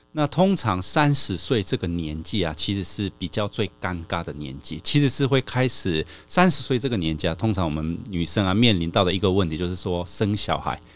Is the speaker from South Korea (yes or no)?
yes; South Korea; moved away as an adult; now in Taiwan; 我妈妈那边算是韩国人